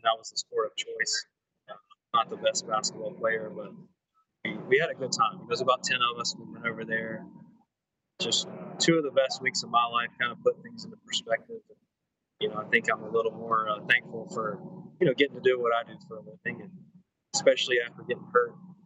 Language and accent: English; Mississippi, United States; moved away; I love being in my home state. I only get back about once or twice a year